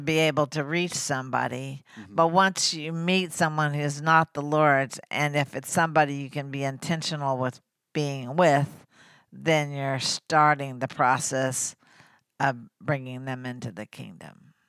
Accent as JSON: {"language": "English", "town": "Oklahoma City", "region": "Oklahoma", "country": "United States", "tie": "born or raised there", "said": "I grew up in Oklahoma City"}